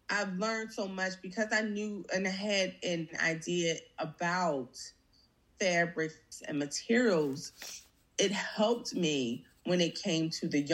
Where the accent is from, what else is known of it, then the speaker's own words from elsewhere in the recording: Philadelphia, Pennsylvania, United States; I'm from the Mantua area. That's where I grew up at with my grandparents.